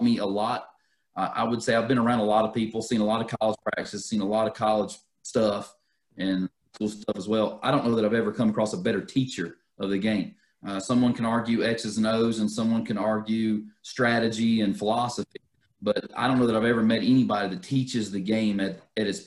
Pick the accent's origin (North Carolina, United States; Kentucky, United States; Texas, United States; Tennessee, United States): North Carolina, United States; I'm from North Carolina